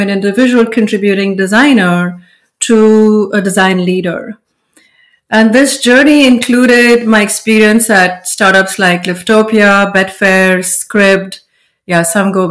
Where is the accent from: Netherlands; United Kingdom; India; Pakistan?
India; moved away as an adult; now in United States; Growing up in India, we didn't even know graphic design